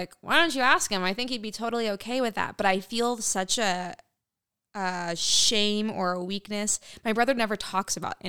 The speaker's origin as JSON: {"language": "English", "country": "United States", "said": "I'm American."}